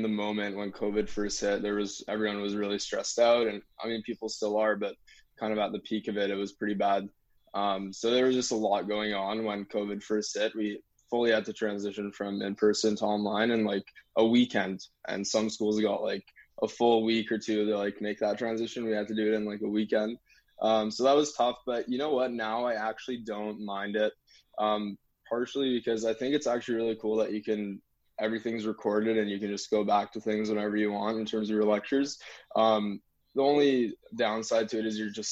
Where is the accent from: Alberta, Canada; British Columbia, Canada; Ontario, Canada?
British Columbia, Canada; North Vancouver; I'm from here originally. I'm from North